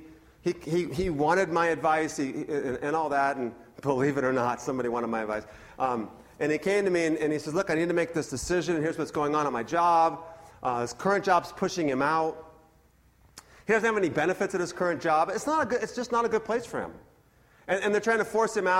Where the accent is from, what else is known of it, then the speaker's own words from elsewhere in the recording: Northern California, United States; also born or lived in Boston; I moved from Boston to California when I was 3. My entire life was in Northern California